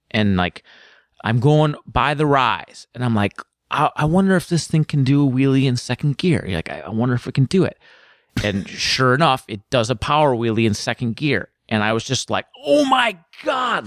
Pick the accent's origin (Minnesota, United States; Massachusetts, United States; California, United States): Minnesota, United States; Woodbury; moved away as an adult; also born or lived in Chicago, Illinois; now in Portland, United States; I spent most of my, you know, youth in Minnesota. And I just lived there from probably the time I was six to twenty-three.